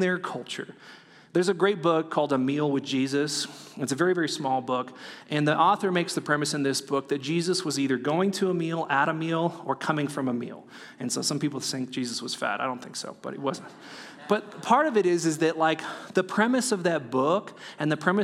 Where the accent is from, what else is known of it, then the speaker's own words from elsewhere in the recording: California, United States; moved away; I'm from California